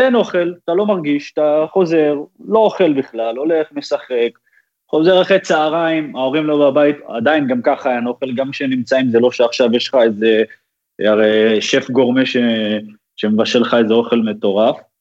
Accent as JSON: {"language": "Hebrew", "town": "Haifa", "region": "Haifa District", "country": "Israel", "tie": "born or raised there", "also_born_or_lived": "Netanya", "moved": "as an adult", "lives_now": "Netherlands", "said": "את מה שאני זוכר את רוב הזה שלי הייתי בחיפה בכלל"}